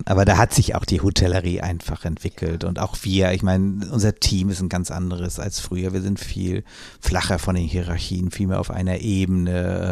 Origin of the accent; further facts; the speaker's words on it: Flensburg, Schleswig-Holstein, Germany; zurückgegangen nach Flensburg in meine, meine Heimatstadt, nein, nach Glücksburg genauer gesagt